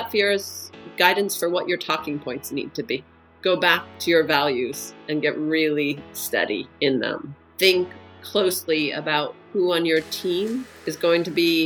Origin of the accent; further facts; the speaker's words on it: United States; moved away as an adult; now in Denmark; I'm American. And today I live in Denmark